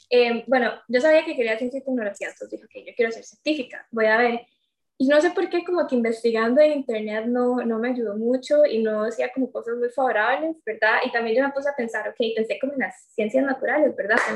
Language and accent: Spanish; Limón, Costa Rica; also born or lived in Cartago; yo tengo 21 años, eh, yo soy de Limón, aquí crecí, y bueno, de hecho ahorita estoy acá, ¿verdad? Por, por la pandemia, pero si no fuera por eso, estaría en Cartago, porque yo estoy en el TEC estudiando ingeniería mecatrónica.